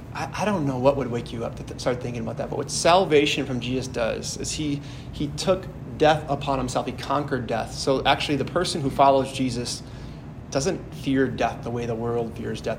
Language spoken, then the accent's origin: English; Howards Grove, Wisconsin, United States; my hometown uh, near Sheboygan in Howard's Grove, where I'm from